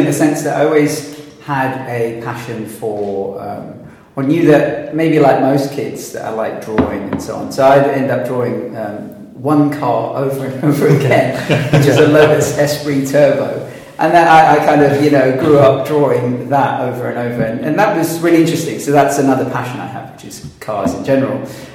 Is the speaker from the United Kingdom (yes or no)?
yes; London, United Kingdom; also born or lived in New York / Sydney; Grew up in South London in Forest Hill